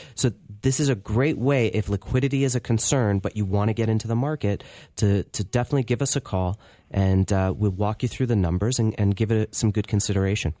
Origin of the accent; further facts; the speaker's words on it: Canada; being in Canada